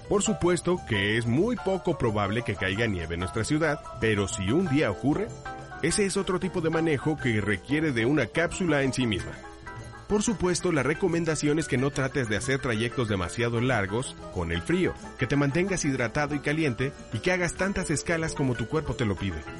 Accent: Mexico; nosotros como mexicanos

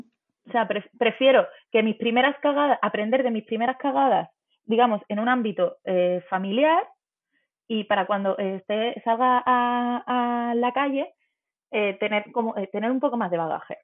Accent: Málaga, Andalusia, Spain; yo me quedé en mi ciudad, soy de Málaga

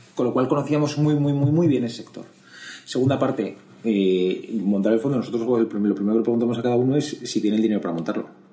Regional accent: Madrid, Community of Madrid, Spain; yo soy de Madrid, estudié en los Jesuitas de Madrid

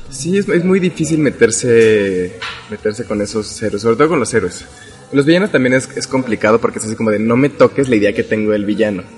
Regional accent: Mexico

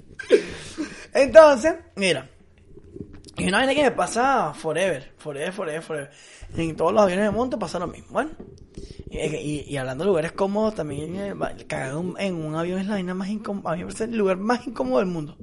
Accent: Venezuela; moved away as an adult; also born or lived in Dublin, Ireland / Italy; me volví para pa Venezuela

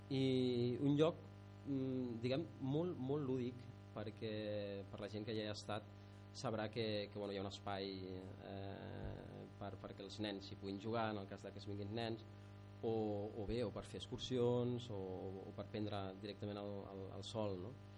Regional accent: Barcelona, Catalonia, Spain; moved away as an adult; now in Maià de Montcal, Spain; de Barcelona eh, l'Anna i, i jo

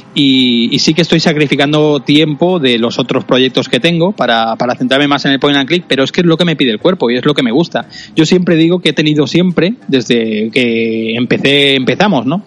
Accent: Cerdanyola del Vallès, Catalonia, Spain; yo aprendí en la radio de mi pueblo natal, en Sarañón del Vallés, en un pueblecito cercano a Barcelona

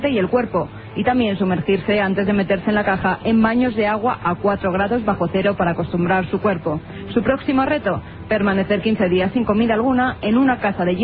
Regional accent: Palencia, Castile and León, Spain; de Palencia.

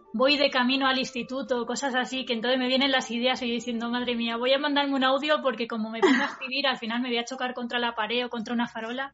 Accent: Spain; yo soy española, quiero utilizar el español

